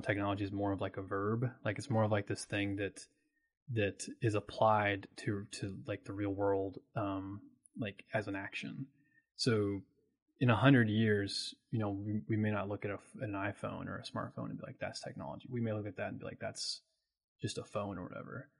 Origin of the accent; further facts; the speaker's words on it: Oldham County, near Louisville, Kentucky, United States; I'm a Kentucky native. I'm from Louisville. I'm actually from Oldham County, um, which is like a little bit outside of Louisville